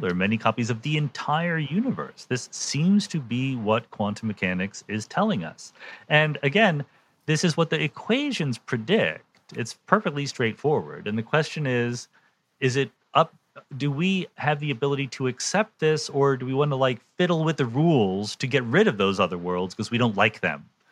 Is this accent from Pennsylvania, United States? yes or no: yes; Yardley, Pennsylvania, United States; I grew up in Bucks County, which is just north of oh, Philadelphia.